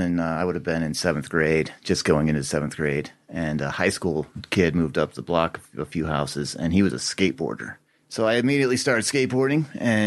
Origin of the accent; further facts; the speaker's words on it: Boulder, Colorado, United States; also born or lived in Leadville, Colorado; I grew up in Boulder County.